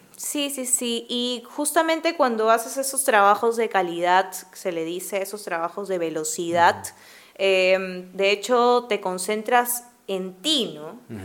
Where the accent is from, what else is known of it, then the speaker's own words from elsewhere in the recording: Lima, Peru; mi familia es de clase media, entonces... es de Lima, sí, es de Lima. Eh, yo nací en Jesús María